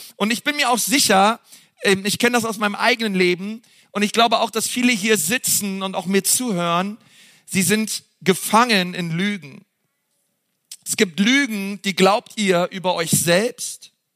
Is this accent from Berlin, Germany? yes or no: yes; Berlin, Germany; wir sind halt Berliner